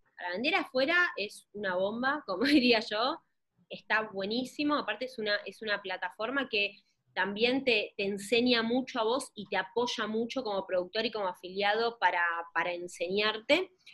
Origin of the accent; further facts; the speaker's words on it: Argentina; siendo de Argentina